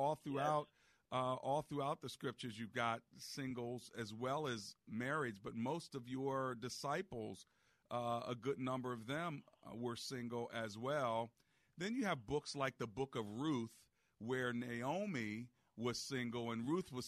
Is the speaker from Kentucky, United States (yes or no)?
no; Hyattsville, Maryland, United States; I grew up in Hyattsville for a while